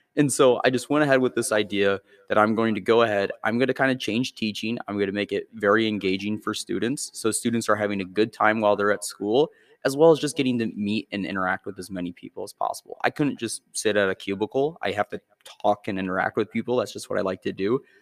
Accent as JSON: {"language": "English", "town": "Byron", "region": "Illinois", "country": "United States", "tie": "born or raised there", "said": "I grew up in Byron"}